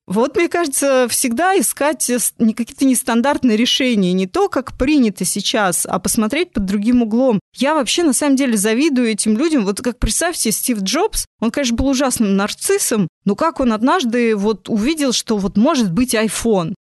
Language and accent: Russian; Moscow, Russia; я выросла в Москве, я родилась в Москве, я училась в МГУ